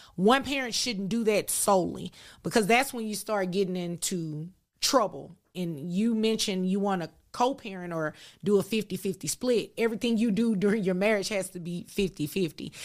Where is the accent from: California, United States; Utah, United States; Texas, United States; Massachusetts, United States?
Texas, United States; Dallas; I'm born and raised in Dallas. There's a specific area in Dallas called Oak Cliff